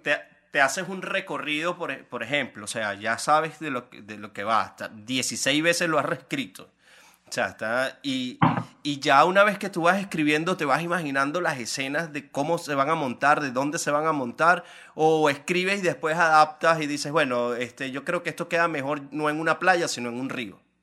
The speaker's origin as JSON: {"language": "Spanish", "country": "Venezuela", "moved": "as an adult", "said": "hasta que salí de Venezuela"}